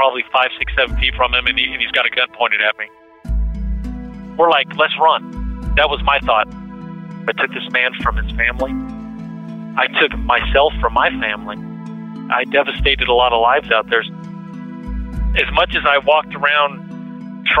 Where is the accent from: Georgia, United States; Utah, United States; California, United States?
California, United States; Sacramento; moved away as an adult; also born or lived in Springfield, Missouri; Grew up in Sacramento, California.